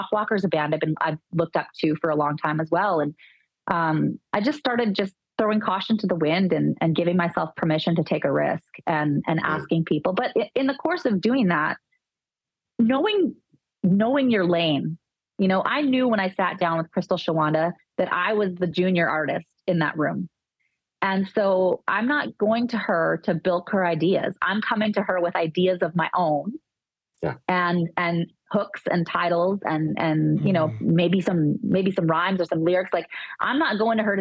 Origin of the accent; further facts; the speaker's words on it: Dauphin, Manitoba, Canada; I grew up in Dauphin, which is four hours north of Winnipeg